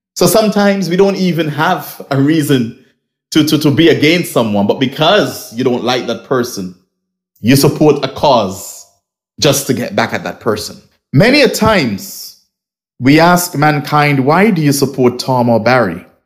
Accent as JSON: {"language": "English", "region": "Nevis", "country": "St. Kitts & Nevis", "said": "I am originally from Nevis or I'm from Nevis"}